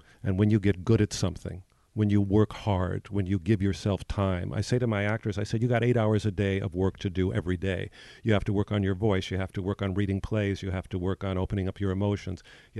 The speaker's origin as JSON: {"language": "English", "region": "New York", "country": "United States", "said": "I come from New York. I go to the theater 4 times a week most of the time."}